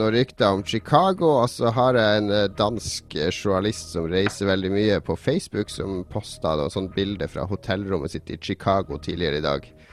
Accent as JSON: {"language": "Norwegian", "region": "Northern Norway", "country": "Norway", "said": "Siden jeg kommer fra Nord-Norge"}